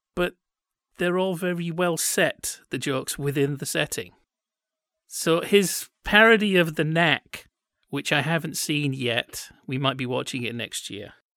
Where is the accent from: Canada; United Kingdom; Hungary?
United Kingdom; all this other stuff that my country's produced